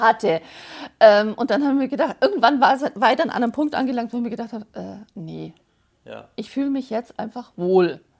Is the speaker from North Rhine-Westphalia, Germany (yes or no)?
no; Bavaria, Germany; accent: Bavarian; ich komme aus Frippberg im schönen Bayern wie man vielleicht unschwer hören kann